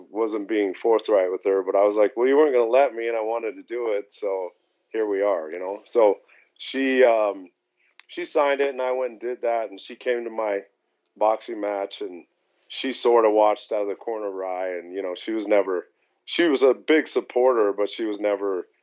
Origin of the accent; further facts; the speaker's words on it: Denver, Colorado, United States; I was born and raised here in Denver